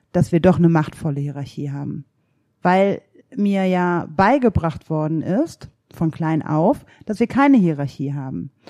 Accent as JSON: {"language": "German", "region": "North Rhine-Westphalia", "country": "Germany", "tie": "born or raised there", "said": "Also ich bin ja in der Ruhrgebietsarbeiterinnenfamilie groß geworden"}